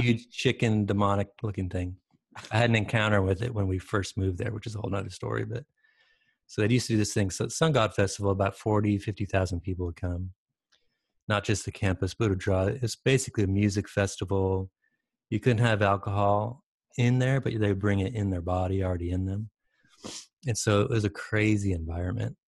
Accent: Michigan, United States; moved away as an adult; also born or lived in Detroit, Michigan / Salt Lake City, Utah; now in San Diego, United States; I grew up in Michigan.

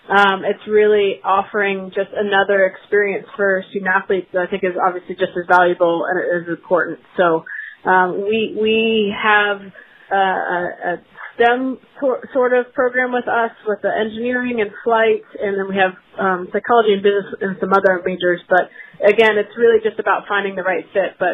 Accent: Daytona Beach, Florida, United States; I'm entering my 14th year as the head coach at Riddle, which is in Daytona Beach, Florida, my hometown.

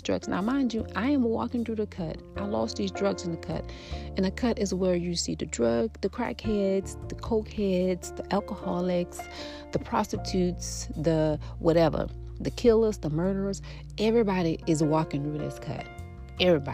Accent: New Orleans, Louisiana, United States; I grew up in the Florida projects. I grew up in a house, but we live right across the street. Like, our house and other houses set inside of a L-shape Florida project, Ninth Ward.

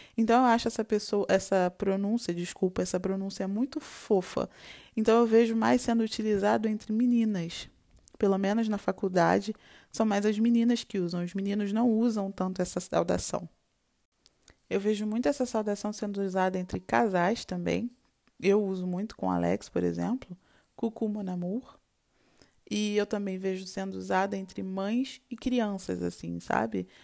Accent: Rio de Janeiro, Brazil; now in France; Je suis brésilienne et je suis venue de Rio.

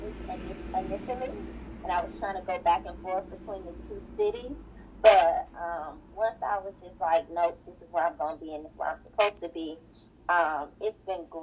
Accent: Atlanta, Georgia, United States; moved away as an adult; also born or lived in Washington, D.C.; I'm from Atlanta

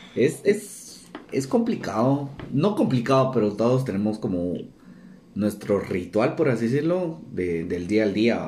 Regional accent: Guatemala

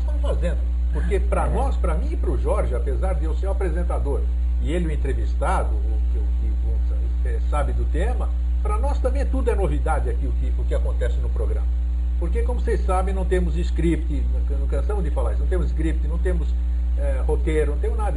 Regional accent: Greece; moved away; eu sou grego e os gregos eles têm como característica dar maior valor à onomástica

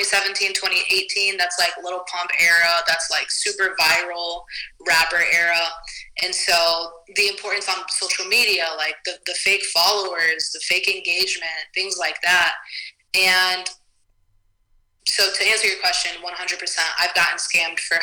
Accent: Toledo, Ohio, United States; I'm from Toledo, Ohio

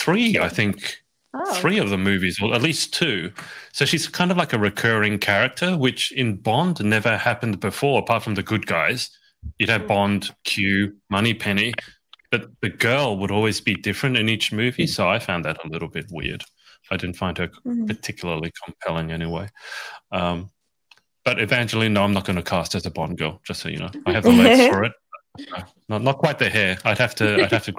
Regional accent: Australia; now in United Kingdom; I'm Australian.

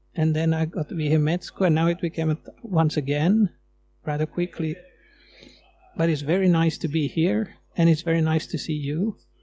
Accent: Sweden; moved away as an adult; now in Finland; You might hear that I'm coming from Sweden, from the way I talk

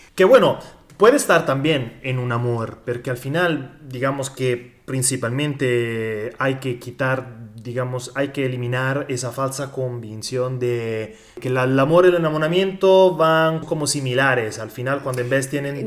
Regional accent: Italy; Spanish is a second language; also born or lived in Mexico; soy italiano, viví tres años y medio en México

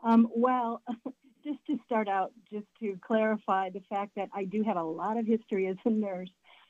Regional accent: Michigan, United States; moved away; So I'm originally from Michigan, so I spent my first couple of years in Michigan

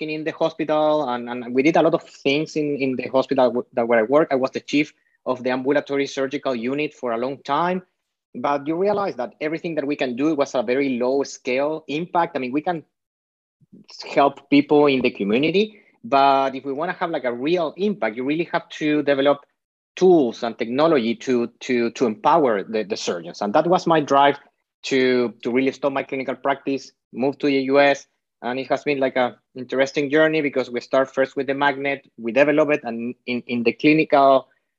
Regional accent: Chile; now in Bay Area, United States; I am half Spanish, half Chilean. My dad is from Spain. My mom is from Chile. My dad moved from Spain to Chile

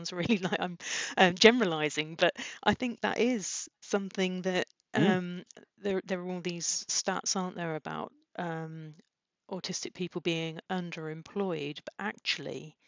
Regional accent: Peterborough, East of England, United Kingdom; I come from Peterborough, which isn't exactly well known for its high flyers.

